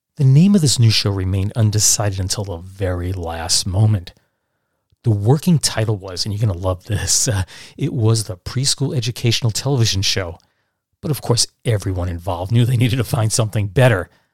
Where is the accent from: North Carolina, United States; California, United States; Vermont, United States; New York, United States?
New York, United States; Catskill Mountains; born or raised there; also born or lived in Brooklyn, New York